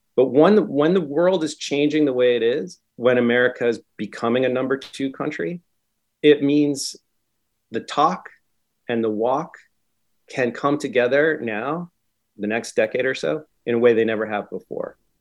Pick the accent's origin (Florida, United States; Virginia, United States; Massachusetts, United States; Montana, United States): Massachusetts, United States; Concord; also born or lived in Philadelphia area; now in Philadelphia, United States; I grew up outside Boston, Concord, Mass.